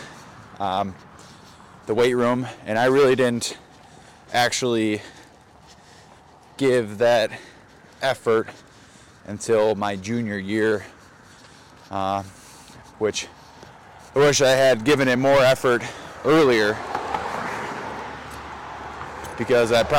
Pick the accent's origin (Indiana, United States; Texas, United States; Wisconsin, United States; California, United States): Wisconsin, United States; Racine; I grew up in Wisconsin, southeastern Wisconsin. Racine